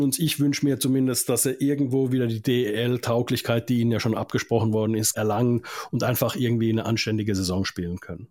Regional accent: Finland; moved away; also born or lived in Mannheim, Germany; aus meiner Heimat auch in Finnland

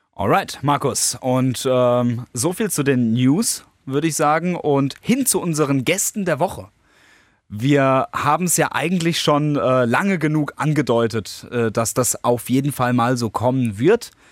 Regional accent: Worms, Rhineland-Palatinate, Germany; für mich als äh, gebürtiger Wormser

